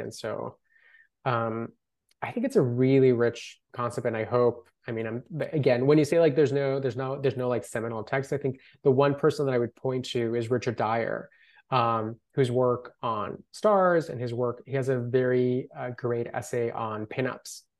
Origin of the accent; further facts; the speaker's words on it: Colombia; first language Spanish; English is a second language; now in Los Angeles, United States; I grew up in Colombia